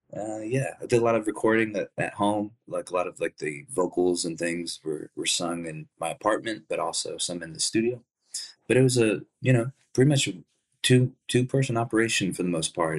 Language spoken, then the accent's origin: English; Dallas, Texas, United States; also born or lived in Plano, Texas; where I grew up was in in Dallas, Texas.